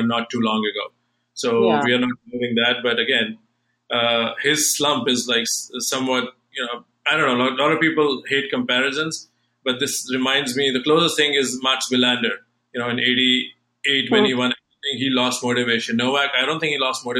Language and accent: English; New Delhi, Delhi, India; moved away; I'm from New Delhi